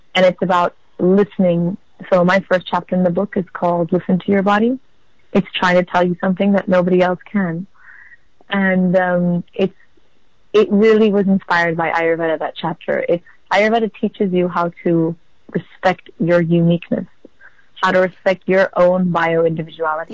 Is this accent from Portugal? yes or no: yes; Portugal; also born or lived in Amsterdam; I was born in Amsterdam, and my mom is from South Africa, and my dad is from Israel. And I was brought up in Portugal